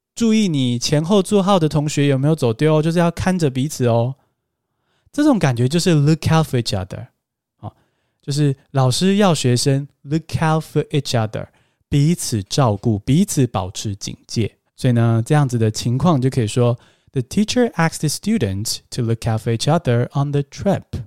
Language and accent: Chinese; Taiwan; 我们台湾人